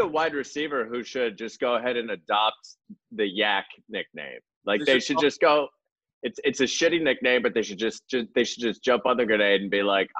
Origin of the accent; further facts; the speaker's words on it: Pittsburgh, Pennsylvania, United States; So I'm a diehard Steelers fan, just like Greg. I'm from Pittsburgh.